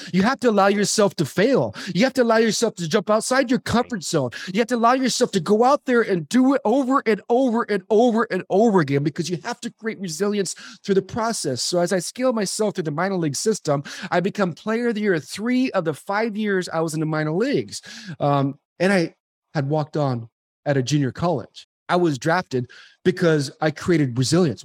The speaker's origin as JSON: {"language": "English", "region": "Arizona", "country": "United States", "tie": "born or raised there", "also_born_or_lived": "Southern California", "said": "I moved from Su-, Southern California to the hot desert of Arizona, I became an overachiever through athletics"}